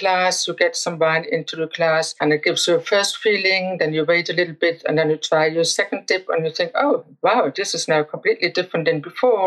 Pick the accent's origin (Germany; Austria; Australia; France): Germany; I grew up on the Mosel